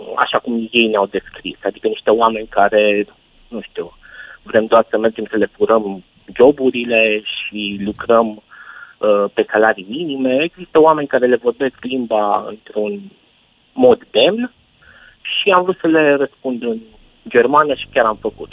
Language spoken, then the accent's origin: Romanian; Arad, Arad County, Romania; Vin din Arad și știu ce înseamnă uh, cozile de la vămile cu Ungaria